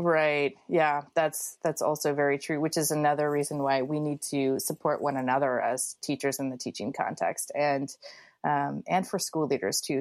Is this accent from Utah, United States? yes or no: no; Springfield, Illinois, United States; my middle class life growing up in Springfield, Illinois